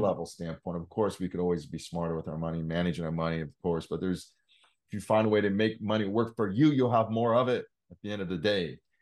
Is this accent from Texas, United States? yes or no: no; Salem, Oregon, United States; moved away as an adult; now in Oklahoma City, United States; born and raised in Salem, Oregon